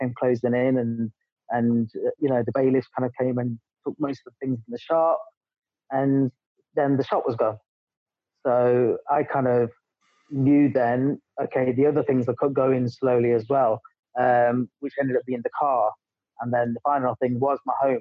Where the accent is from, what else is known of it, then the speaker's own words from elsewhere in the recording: England, United Kingdom; moved away as an adult; also born or lived in Dubai; I'm English